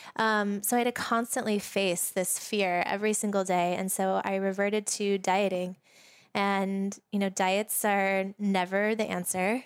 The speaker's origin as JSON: {"language": "English", "town": "Sedona", "region": "Arizona", "country": "United States", "tie": "born or raised there", "said": "We've known each other since we were kids, um, and we grew up together in Sedona, Arizona."}